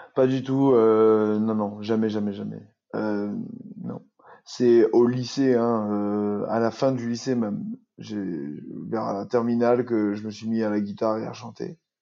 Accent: Saint-Benoît, Réunion; moved away; also born or lived in Albi; j'ai grandi à Saint-Benoît dans un quartier agricole.

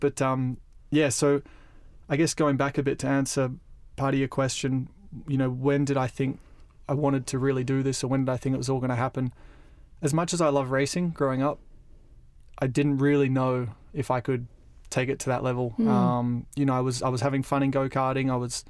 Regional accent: Australia; Well, yeah, we grew up in Australia, and Riccardo is the more, I would say, Australian pronunciation.

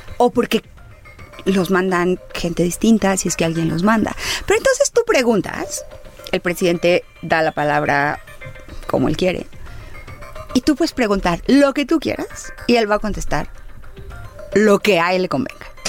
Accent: Baja California, Mexico; yo soy de Baja California

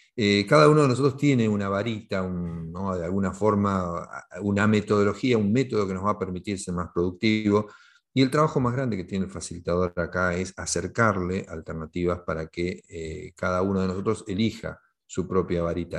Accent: Argentina; implementar el primer sistema de equipos autogestionados en mi país eh, en 1988 en Argentina

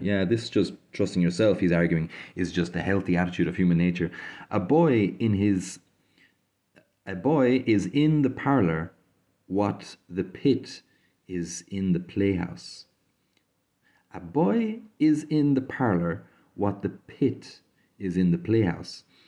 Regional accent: Ireland; I grew up in Ireland, uh, so quite familiar with Christianity

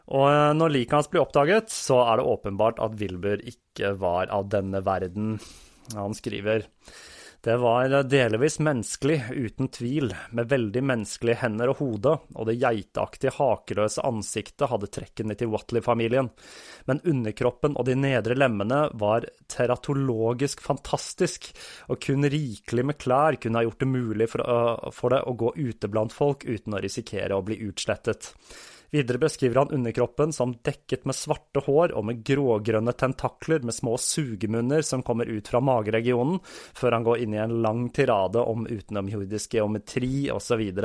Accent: Oslo, Norway; plassen der jeg vokste opp

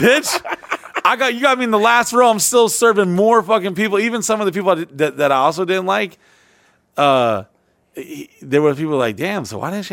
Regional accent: Orlando, Florida, United States; also born or lived in Texas; one of the first places I moved and lived to, uh, lived at, uh, when I came to, uh, Florida from Texas as a kid

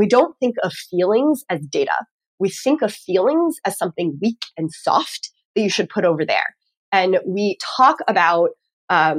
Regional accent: Texas, United States; also born or lived in Northeast United States; now in Northeast, United States; I'm from Texas originally

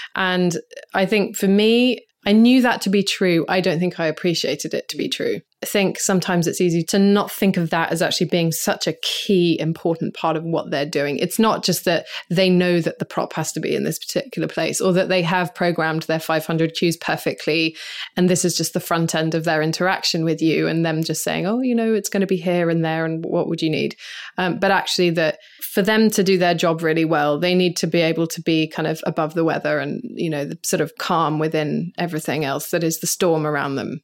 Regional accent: United States

